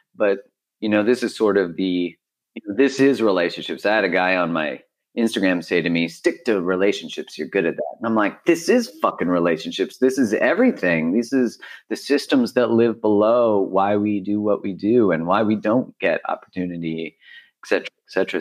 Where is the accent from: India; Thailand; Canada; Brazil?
Canada; being a Canadian